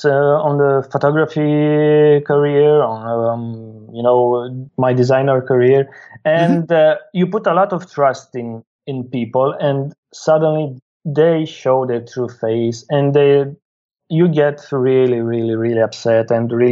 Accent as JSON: {"language": "English", "region": "Bucharest", "country": "Romania", "said": "I'm from Bucharest, Romania."}